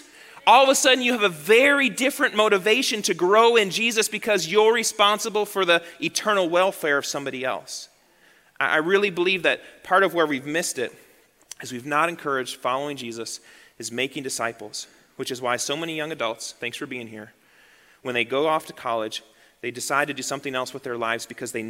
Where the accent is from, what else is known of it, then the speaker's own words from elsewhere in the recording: United States; moved away as an adult; We were raised in the American church.